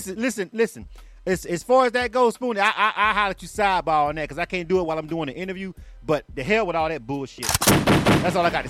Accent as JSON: {"language": "English", "town": "Panama City", "region": "Florida", "country": "United States", "said": "Make sure you drop that Panama City in there, because that's where we from."}